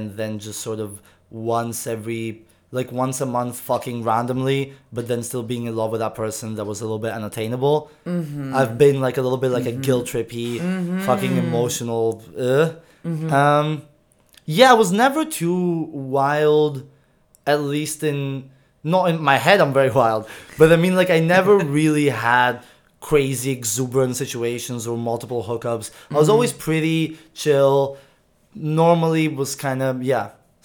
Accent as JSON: {"language": "English", "country": "Greece", "tie": "born or raised there", "moved": "yes", "said": "I grew up in Greece"}